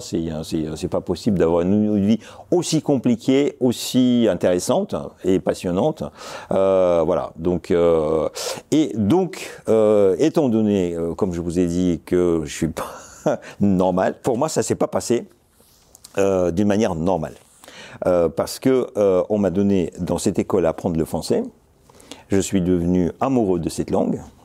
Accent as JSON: {"language": "French", "region": "Moscow", "country": "Russia", "tie": "born or raised there", "also_born_or_lived": "Zelenograd", "second_language": "French", "moved": "as an adult", "lives_now": "France", "said": "je suis né à Moscou en 1961. Euh, j'ai grandi dans Moscou. Euh, nous avons, avec mes parents, déménagé assez rapidement dans la banlieue de Moscou, où se trouvait la Silicon Valley soviétique, Zelenograd"}